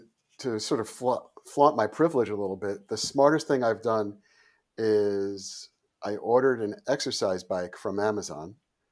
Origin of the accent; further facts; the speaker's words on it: Oyster Bay, New York, United States; also born or lived in Queens; I was born in Bayside, Queens, and my family lived in an apartment in Queens until I was 6. And right around my 6th birthday, we moved to Oyster Bay, Long Island, which is where I grew up.